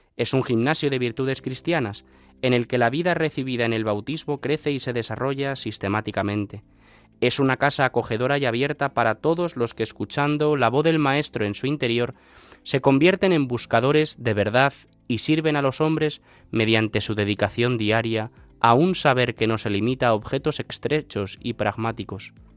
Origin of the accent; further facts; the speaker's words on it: Alcalá de Henares, Community of Madrid, Spain; yo que soy de Alcalá de Henares, pues entiendo eso muy fácil, ¿no? Porque en Alcalá estamos rodeados de universidades